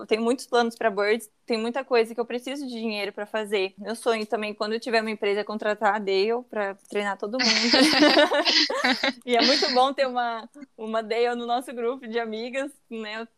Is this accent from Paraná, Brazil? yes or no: yes; Campo Mourão, Paraná, Brazil; moved away as an adult; now in Brusque, Brazil; eu sou de Campo Mourão, mas agora atualmente eu tô morando em Brusque. É, em 2016 eu vim para Santa Catarina.